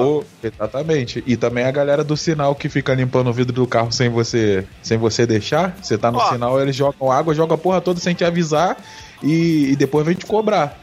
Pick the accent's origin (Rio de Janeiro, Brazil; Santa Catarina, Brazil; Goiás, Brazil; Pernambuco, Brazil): Rio de Janeiro, Brazil; now in São Paulo, Brazil; eu sou do Rio e eu sou da, da, da, parte que é, que é a mais escrota